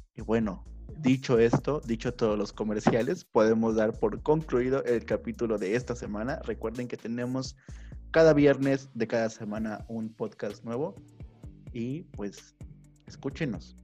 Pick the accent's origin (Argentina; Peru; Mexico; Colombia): Mexico; Son platillos que nos representan como mexicanos